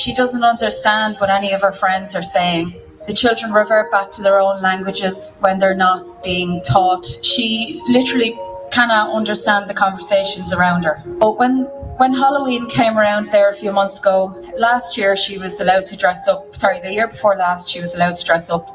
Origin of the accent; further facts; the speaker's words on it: Dublin, Leinster, Ireland; I'm from Dublin, but I come to Mayo every weekend